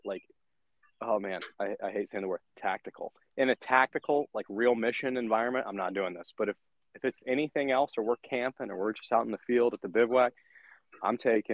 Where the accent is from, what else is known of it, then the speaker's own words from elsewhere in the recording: Atlanta, Georgia, United States; I'm from Georgia, but I'm from more metro Atlanta area